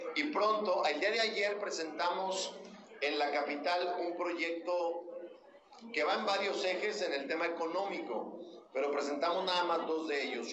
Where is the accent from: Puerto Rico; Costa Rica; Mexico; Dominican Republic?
Mexico; San Juan del Río, Durango; yo soy de campo, yo soy de San Juan del Río